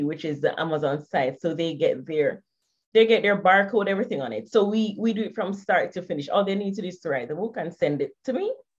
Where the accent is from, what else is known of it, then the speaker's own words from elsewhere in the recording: Kingston, Jamaica; I'm from Jamaica.